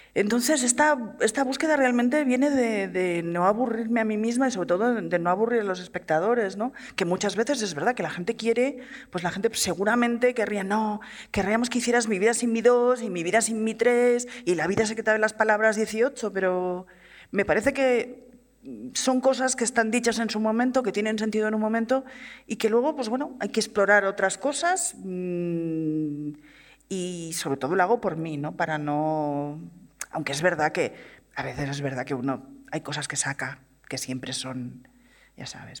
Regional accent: Barcelona, Catalonia, Spain; soy una, chica de Barcelona que quería hacer cine por encima de todas las cosas

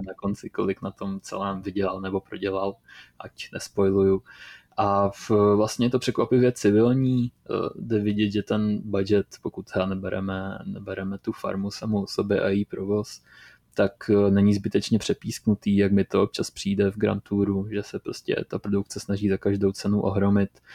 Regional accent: Moravia, Czechia; jsem skromný kluk z Moravy

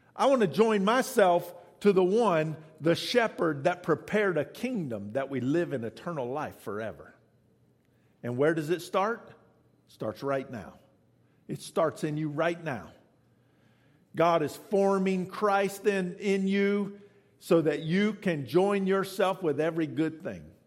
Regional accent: the South, United States; I'm from the South

